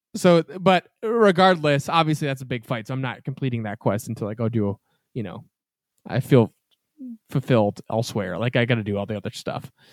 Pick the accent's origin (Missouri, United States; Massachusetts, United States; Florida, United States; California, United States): Massachusetts, United States; we're from New England, obviously. We're from Massachusetts